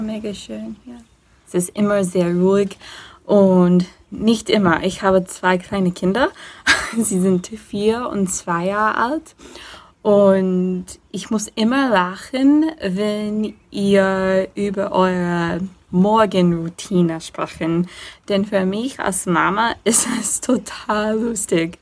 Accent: Indiana, United States; German is a second language; ich komme aus Indiana, ähm, ja, in der Nähe von Chicago, aber ich wohne auf dem Land

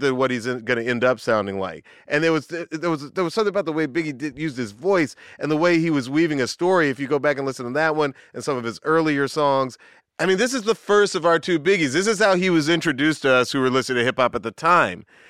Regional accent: Atlanta, Georgia, United States; I grew up in the South. I grew up in Atlanta

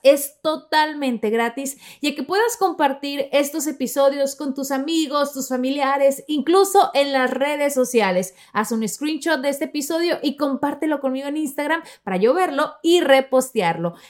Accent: Sonora, Mexico; moved away; yo soy de Sonora, de la parte norte de México

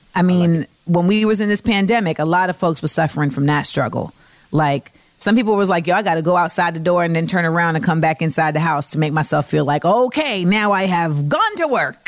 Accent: California, United States; my home state of Cali.

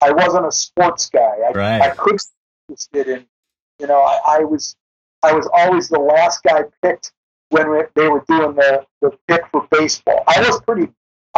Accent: Rust Belt, United States; I grew up in the Rust Belt where everybody had a job

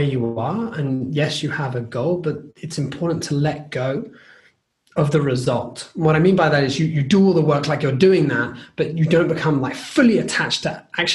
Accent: United Kingdom; as a British person, obviously, you're aware that as a culture, we want to finish everything that's on our plate.

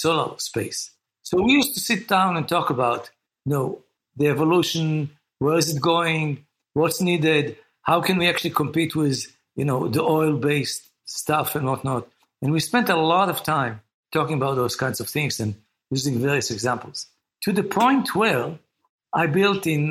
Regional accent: Israel; moved away as an adult; now in United States; I was born and raised in Israel, educated in Israel, went to do the compulsory service like pretty much everyone else in Israel

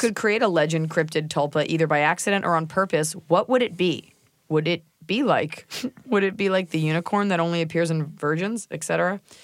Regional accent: Texas, United States; I'm from Texas

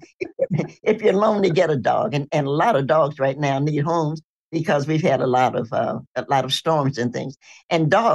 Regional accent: Knoxville, Tennessee, United States; I'm a Tennessean. I was born in Knoxville

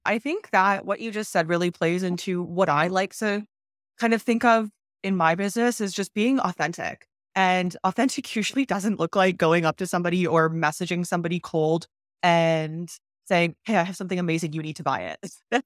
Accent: Canada; now in Mexico; I'm Canadian, I'm not American

